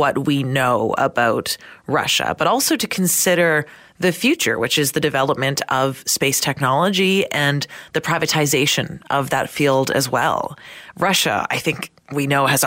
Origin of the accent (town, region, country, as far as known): Canada